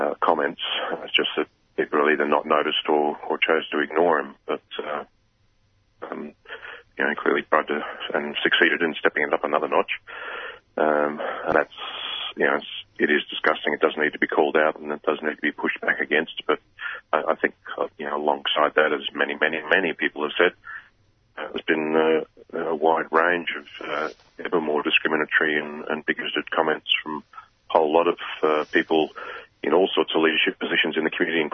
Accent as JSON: {"language": "English", "region": "Queensland", "country": "Australia", "said": "as a Queenslander"}